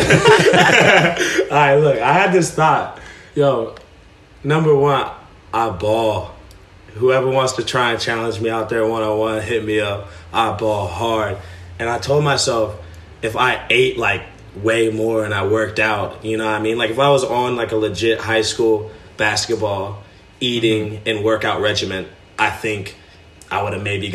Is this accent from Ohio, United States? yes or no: yes; Westerville, Ohio, United States; I'm from Columbus, but even more specific, I'm from Westerville, Ohio, which is just a smaller suburb, like literally right outside of the city, like 10-minute drive